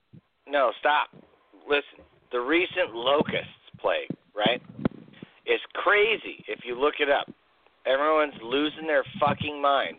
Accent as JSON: {"language": "English", "region": "Illinois", "country": "United States", "tie": "born or raised there", "moved": "yes", "said": "Illinois, in my home state. Yeah, where I grew up."}